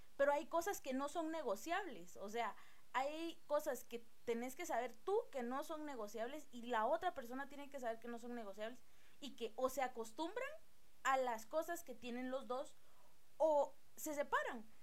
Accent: Guatemala; tenemos nosotros como, como guatemaltecos

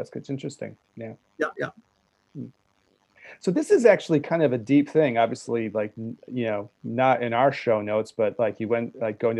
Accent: United States; growing up in America

